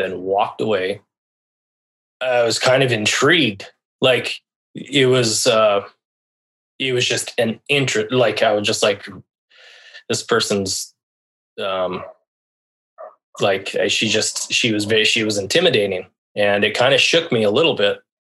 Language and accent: English; La Jara, Colorado, United States; moved away as an adult; also born or lived in Seattle, Washington; I was born in La Jara, Colorado. Basically raised in the Southwest, where very small town. You know, the town I grew up in was 900 people